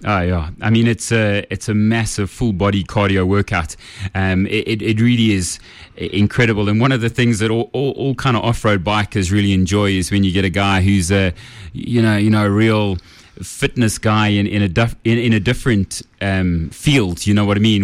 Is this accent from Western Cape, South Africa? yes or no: no; Kempton Park, Gauteng, South Africa; I grew up in Kempton Park on the East Rand.